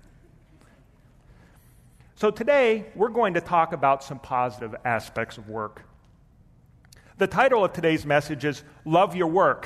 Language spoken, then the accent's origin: English; Pennsylvania, United States; I grew up in Pennsylvania in and amongst an Amish community.